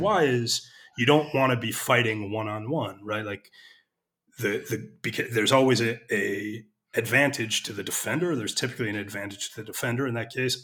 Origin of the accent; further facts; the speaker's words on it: United States; moved away as an adult; now in Israel; I'm an American.